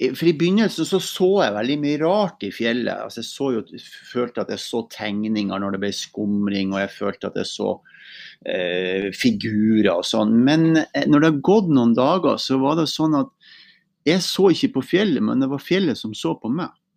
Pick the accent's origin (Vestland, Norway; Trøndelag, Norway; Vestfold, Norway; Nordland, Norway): Nordland, Norway; Mosjøen; moved away; Jeg kommer jo også fra Helgeland, da, fra Mosjøen. Uh, opprinnelig